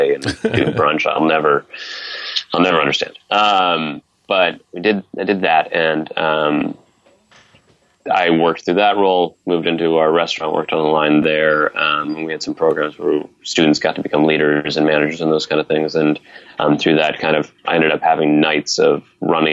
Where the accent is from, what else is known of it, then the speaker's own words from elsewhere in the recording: Northeast Ohio, United States; I'm from Northeast Ohio